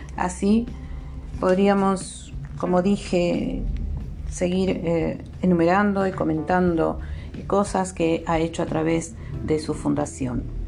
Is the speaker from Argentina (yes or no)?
yes; Argentina; una mujer hija de obreros de este país